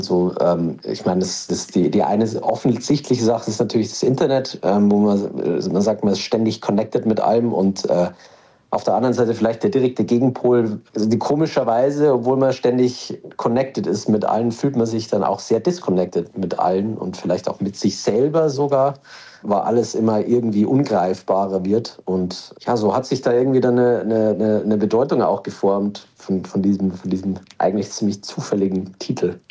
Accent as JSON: {"language": "German", "town": "Regensburg", "region": "Bavaria", "country": "Germany", "tie": "born or raised there", "said": "Ich bin aus Regensburg, da bin ich, bin ich äh, äh auf, geboren"}